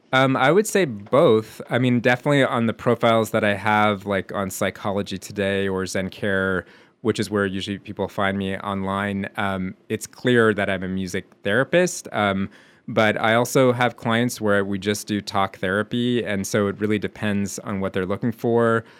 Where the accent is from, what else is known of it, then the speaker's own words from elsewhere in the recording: Montreal, Quebec, Canada; moved away as an adult; also born or lived in New York; now in Amherst, United States; growing up in Montreal